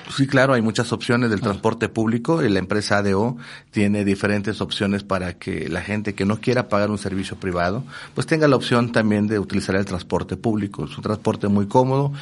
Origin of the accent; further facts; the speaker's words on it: Tulum, Quintana Roo, Mexico; Coba se encuentra en la parte oeste de nuestro municipio de Tulum